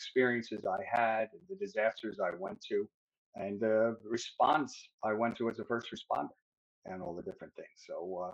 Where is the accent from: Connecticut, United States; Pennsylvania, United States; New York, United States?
New York, United States; Peekskill; I'm from New York. I grew up in, started my life and growing up in Peekskill